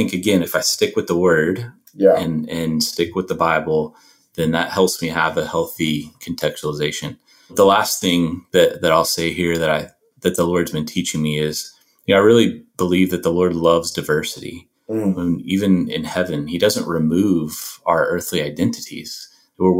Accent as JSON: {"language": "English", "country": "United States", "also_born_or_lived": "South Asia", "moved": "as an adult", "said": "I'm an American"}